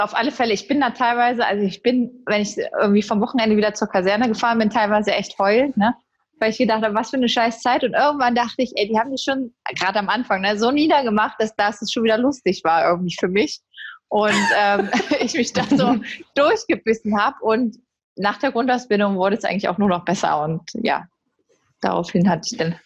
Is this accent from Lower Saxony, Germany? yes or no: no; Berlin, Germany; now in Essen, Germany; Ich äh, lebe und arbeite mittlerweile in Essen. Ich bin eigentlich Berlinerin